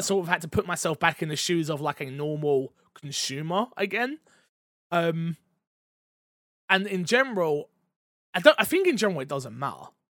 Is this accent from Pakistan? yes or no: no; England, United Kingdom; as an English person